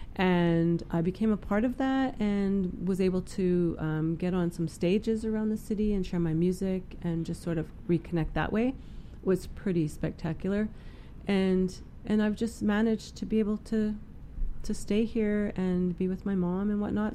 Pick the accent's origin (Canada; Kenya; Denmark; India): Canada; Prince George, British Columbia; moved away; I was born and raised here in Prince George